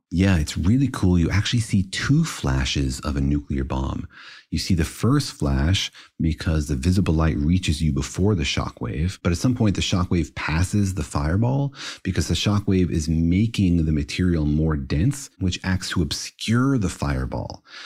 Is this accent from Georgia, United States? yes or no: no; Los Alamos, New Mexico, United States; I grew up in Los Alamos, which was certainly a nerve center for this kind of stuff